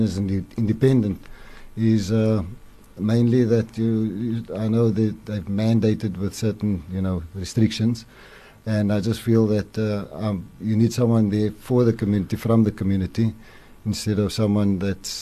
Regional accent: Cape Town, Western Cape, South Africa; also born or lived in Brackenfell / Table View / Goodwood; I was born in Athlone, born and raised in Athlone

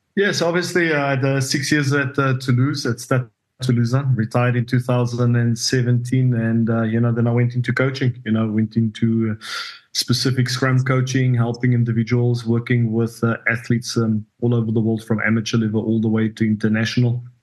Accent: South Africa; moved away as an adult; also born or lived in France; now in La Rochelle, France; being South African

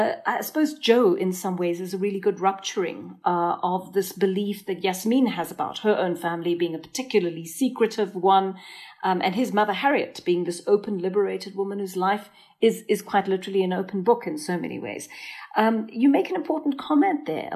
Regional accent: South Africa; as a South African looking

